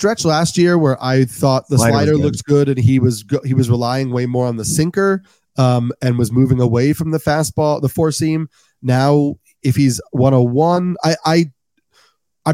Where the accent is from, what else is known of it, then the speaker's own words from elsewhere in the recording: New York, United States; I'm a New Yorker